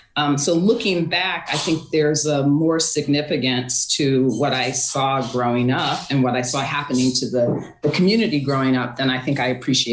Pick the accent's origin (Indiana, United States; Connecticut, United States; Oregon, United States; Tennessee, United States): Connecticut, United States; Waterbury; I actually grew up in the north end of Waterbury